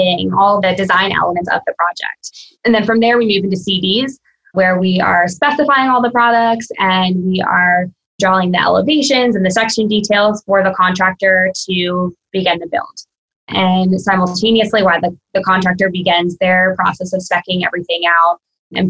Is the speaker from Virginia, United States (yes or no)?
yes; Virginia, United States; now in Florida, United States; I'm from Virginia originally, I'm in Florida now